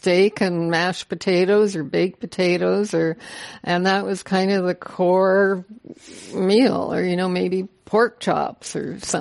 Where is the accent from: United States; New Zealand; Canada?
Canada; I am a Canadian